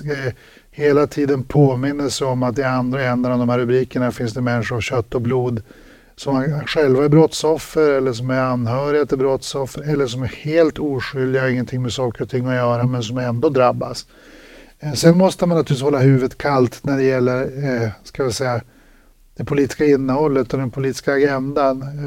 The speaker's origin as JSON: {"language": "Swedish", "town": "Örnsköldsvik", "region": "Västernorrland County", "country": "Sweden", "said": "jag kommer ju själv från landsorten. Jag är ju själv från Örnsköldsvik"}